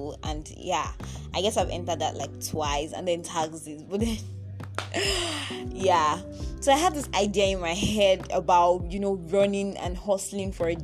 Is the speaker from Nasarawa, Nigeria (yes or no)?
no; Ekiti, Nigeria; now in Lagos, Nigeria; So I was born in Lagos, and yeah, I was in Lagos for about 8 years, but my parents, and then we left Lagos, like we moved to Ekiti State